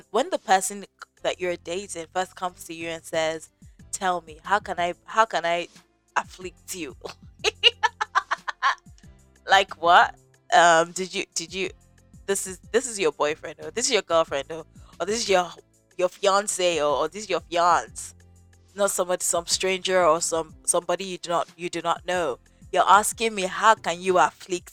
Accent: Nigeria; I'm from Nigeria

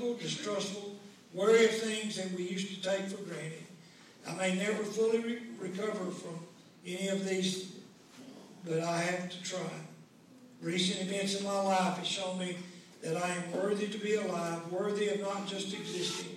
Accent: Omaha, Nebraska, United States; I was raised here in Naples and Omaha

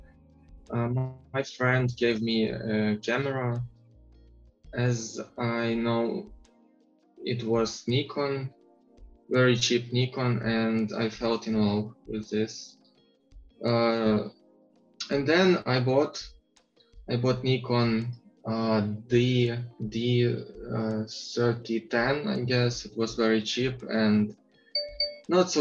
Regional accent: Uzhhorod, Zakarpattia Oblast, Ukraine; So I'm from Ukraine. Uzhgorod, it's a very southern city of Ukraine near Slovakia and Hungary

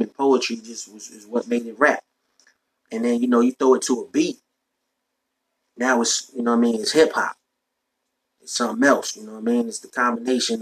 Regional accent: New York, United States; I'm from New York. So back in the day in New York, when I was coming up

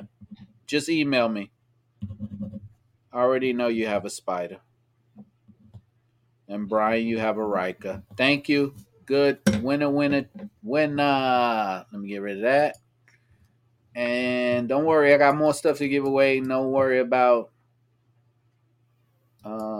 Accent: United States; I'm an American

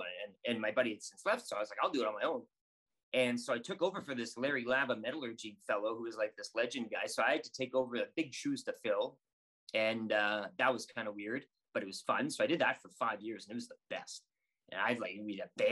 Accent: Saskatoon, Saskatchewan, Canada; now in Edmonton, Canada; So I grew up in Saskatoon, and my dad, we'd listen to WHL games.

